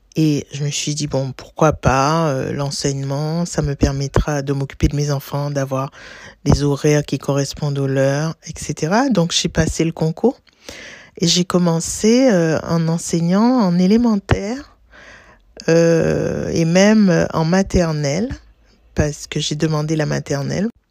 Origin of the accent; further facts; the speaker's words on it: Martinique; moved away as an adult; now in Paris, France; j'ai grandi aux îles, j'ai grandi à la Martinique, au pied du volcan de la montagne Pelée. J'ai passé, j'y ai passé 16 ans jusqu'à l'obtention de mon baccalauréat.